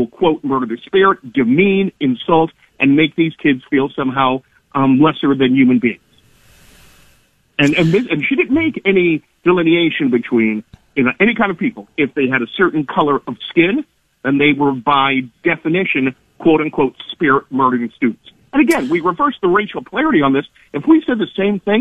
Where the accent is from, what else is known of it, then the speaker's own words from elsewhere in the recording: North Carolina, United States; when I was a kid growing up in North Carolina